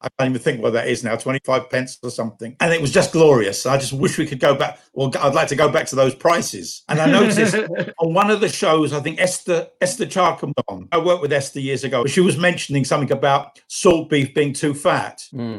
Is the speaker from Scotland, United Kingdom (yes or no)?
no; London, United Kingdom; I come from Stoke Newington. And as a kid, used to hang around at Stanford Hill.